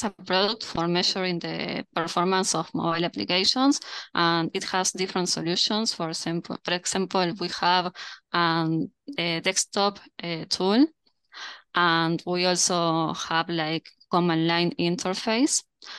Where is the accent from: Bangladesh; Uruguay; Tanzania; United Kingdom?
Uruguay; Montevideo; I'm currently at Montevideo. That's my hometown.